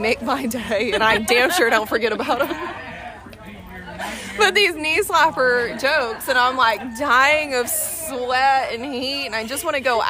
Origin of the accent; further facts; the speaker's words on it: Fort Worth, Texas, United States; moved away as an adult; now in Houston, United States; I come from Fort Worth. I grew up 10 minutes outside of downtown Fort Worth, Stockyards, Cowtown, downtown Fort Worth, love it so much.